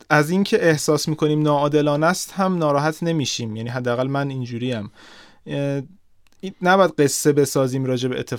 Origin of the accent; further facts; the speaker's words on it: Iran; born there; اینکه مثلا من تو ایران به دنیا اومدم ممکن چیز بدی باشه